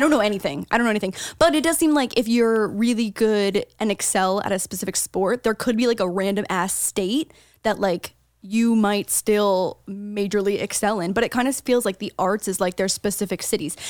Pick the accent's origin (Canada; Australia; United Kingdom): Canada; St. Catharines, Ontario; moved away as an adult; now in United States; anything outside of Saint Catharines, my hometown, is considered a big city